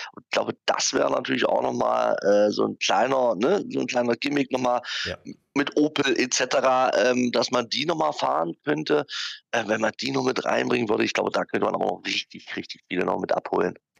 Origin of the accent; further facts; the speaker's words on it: the part of Germany where I come from, East Germany, Germany; aus dem Teil von Deutschland, wo ich herkomme